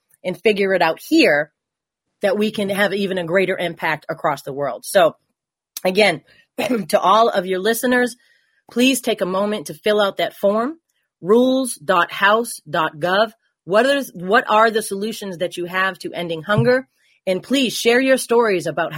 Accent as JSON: {"language": "English", "region": "Massachusetts", "country": "United States", "said": "I'm from Massachusetts"}